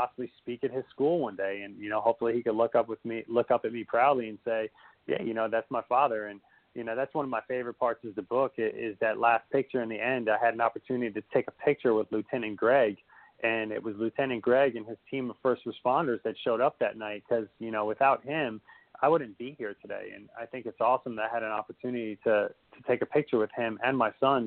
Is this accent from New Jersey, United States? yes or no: yes; Union, New Jersey, United States; we grew up in Union, New Jersey